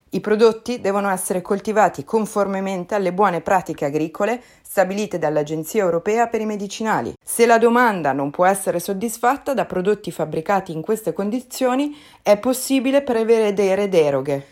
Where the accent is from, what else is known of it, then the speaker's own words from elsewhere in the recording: Lombardy, Italy; da Lombarda è proprio veramente di fianco a casa mia